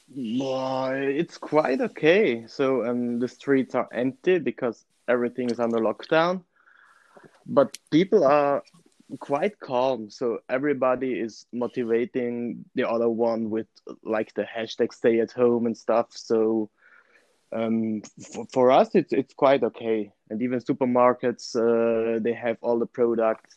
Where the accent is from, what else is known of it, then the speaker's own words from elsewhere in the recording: Merano, Trentino-Alto Adige, Italy; i am from merano which is a city in the region north of italy so in the middle of the alps